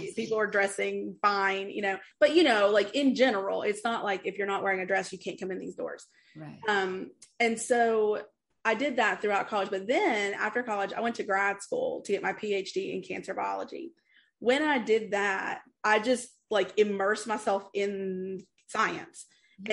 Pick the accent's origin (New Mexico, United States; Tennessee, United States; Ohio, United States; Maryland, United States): Tennessee, United States; East; I grew up in East Tennessee in the Appalachian Mountain area